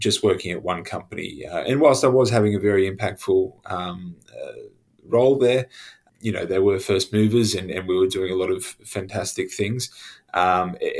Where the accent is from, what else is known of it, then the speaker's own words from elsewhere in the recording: Australia; moved away as an adult; also born or lived in Brisbane, Australia / Sydney, Australia; now in United Kingdom; I'm Australian, but I live in the UK, and I've lived abroad for quite some time now.